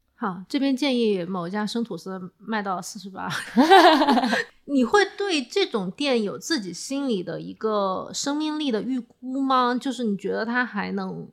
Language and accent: Chinese; China; 作为中国人来讲